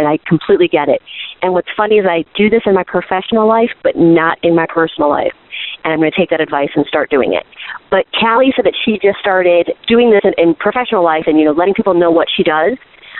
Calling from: Pennsylvania, United States; I'm calling from Pennsylvania.

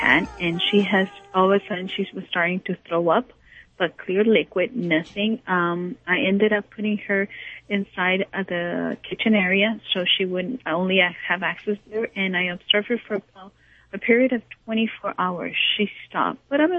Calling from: Los Angeles, California, United States; I'm calling from Encino, California.

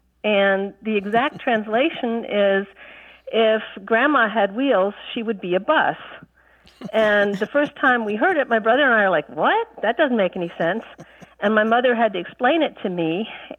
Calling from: Jacksonville, Florida, United States; I'm calling from Jacksonville, Florida.

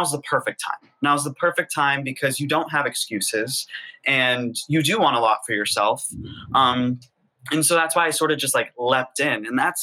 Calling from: New York City, New York, United States; I am in Harlem, New York City.

